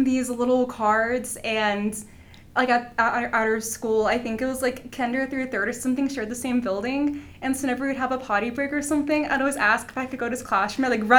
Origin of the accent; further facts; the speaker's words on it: San Antonio, Texas, United States; moved away as an adult; now in Denver, United States; I'm from San Antonio, Texas.